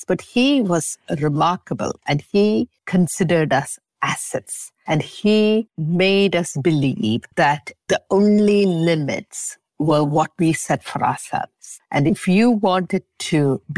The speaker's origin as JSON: {"language": "English", "country": "Singapore", "tie": "born or raised there", "also_born_or_lived": "England", "moved": "yes", "lives_now": "Montreal, Canada", "said": "Though I was born in Singapore, we stuck to these traditional values"}